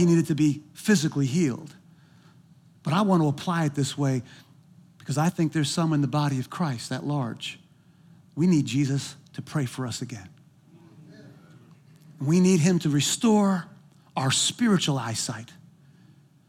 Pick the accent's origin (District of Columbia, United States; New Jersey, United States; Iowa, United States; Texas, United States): New Jersey, United States; moved away; I'm from New Jersey